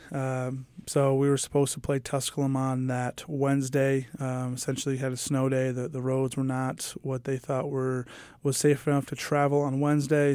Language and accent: English; New York, United States; now in Kingsport, United States; I'm from New York and I'm used to snow